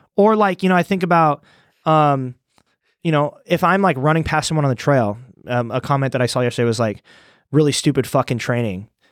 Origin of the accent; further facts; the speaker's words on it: Iowa, United States; moved away as an adult; also born or lived in Des Moines; now in Austin, United States; I'm from Iowa